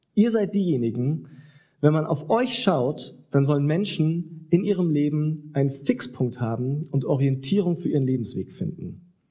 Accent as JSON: {"language": "German", "region": "Southern Germany", "country": "Germany", "moved": "yes", "said": "da, wo ich herkomme, in Süddeutschland"}